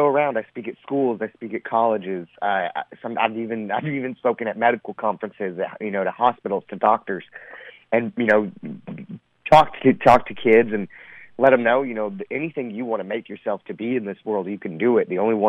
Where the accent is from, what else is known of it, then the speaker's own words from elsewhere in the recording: Texas, United States; I was born and raised in Texas